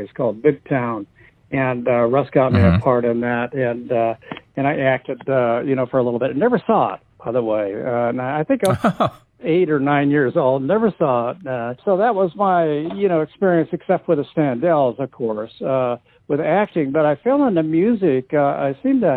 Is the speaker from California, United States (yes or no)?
yes; Los Angeles, California, United States; also born or lived in Inglewood, California / Hollywood Hills / Santa Monica; I grew up in the San Fernando Valley in North Hollywood. Born in Inglewood, actually. Family moved up to the Valley when I was about 3 years old, and raised in the Valley